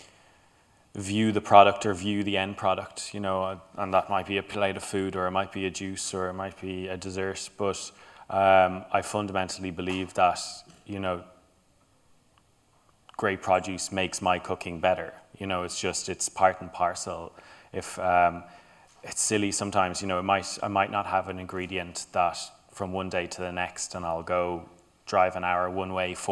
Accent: Ireland; also born or lived in Denmark; being a white male growing up in Ireland

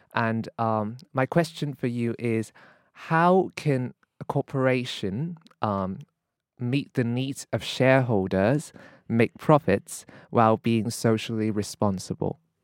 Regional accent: Hong Kong; moved away as an adult; now in London, United Kingdom; I'm from Hong Kong, and I came to London to study law.

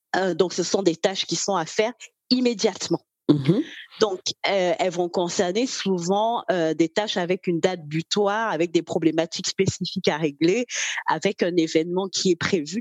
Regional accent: Cameroon; moved away as an adult; now in Normandy, France; je suis née au Cameroun, j'ai 38 ans. Alors, je réside en ce moment euh, en France, en Normandie

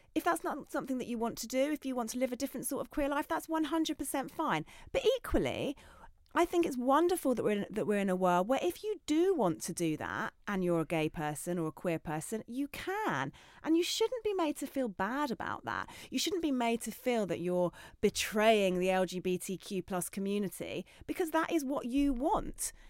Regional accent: Essex, East of England, United Kingdom; I grew up in Essex

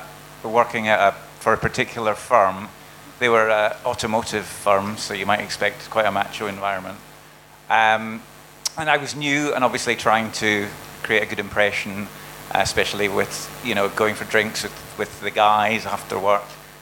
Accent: Dundee, Scotland, United Kingdom; now in London, United Kingdom

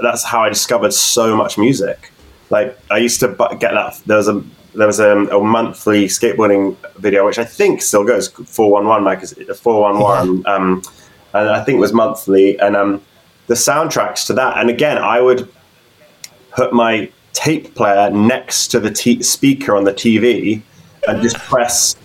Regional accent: New Forest, South East England, United Kingdom; moved away as an adult; now in London, United Kingdom; I grew up in the New Forest

